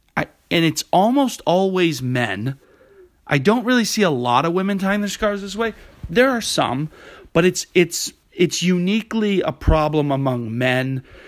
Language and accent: English; New England, United States; now in New York City, United States; When I was growing up in New England